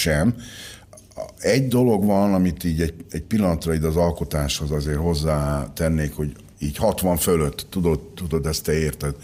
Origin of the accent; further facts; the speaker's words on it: Szentes, Csongrád-Csanád, Hungary; 1962. október 11-én születtem Szentesen, a Pólya utcában